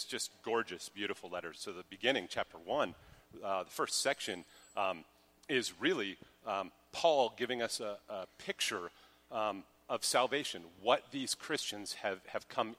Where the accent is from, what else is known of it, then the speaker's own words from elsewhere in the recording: Colorado, United States; moved away; I'm from Colorado